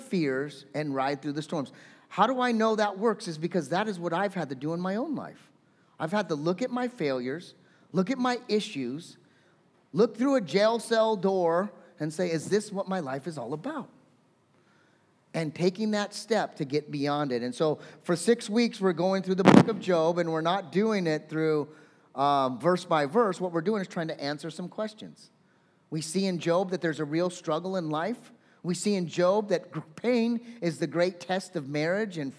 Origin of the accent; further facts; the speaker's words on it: California, United States; I'm a Californian.